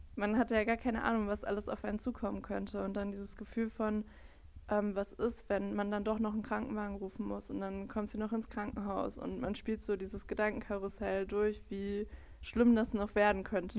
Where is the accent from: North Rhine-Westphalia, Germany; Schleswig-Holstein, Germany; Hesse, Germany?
North Rhine-Westphalia, Germany; Bottrop; ich bin 25, ich komme aus Bottrop